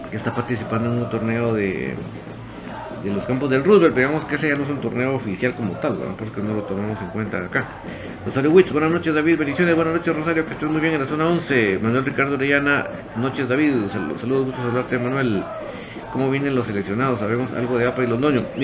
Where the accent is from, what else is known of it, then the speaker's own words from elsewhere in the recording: Guatemala; yo no soy seguidor de la selección, soy orgullosamente guatemalteco, eso sí, pero no soy un seguidor del, equipo de fútbol